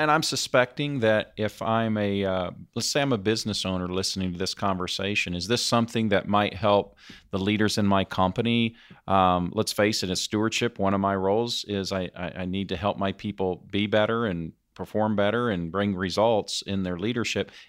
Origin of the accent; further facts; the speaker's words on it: Indianapolis, Indiana, United States; or I'm in you know my hometown of Indianapolis.